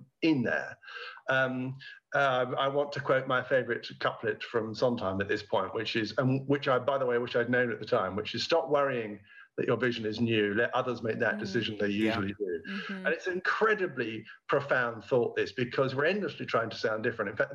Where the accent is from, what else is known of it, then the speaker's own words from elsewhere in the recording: near Oxford, South East England, United Kingdom; I was by now a student in nearby Oxford, because I grew up near Oxford